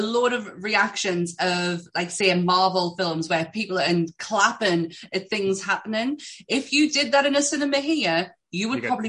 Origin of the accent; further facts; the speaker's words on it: England, United Kingdom; I'm English.